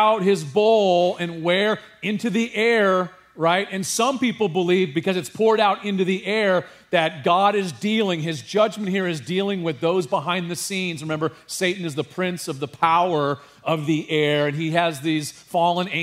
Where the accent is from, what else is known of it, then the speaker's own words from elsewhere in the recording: California, United States; I grew up in California